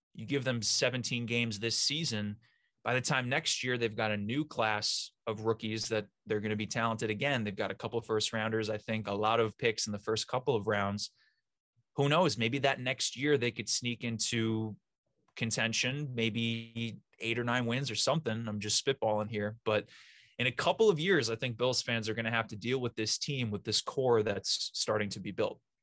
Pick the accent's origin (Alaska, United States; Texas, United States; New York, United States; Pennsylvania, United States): New York, United States; New York City; I'm from New York City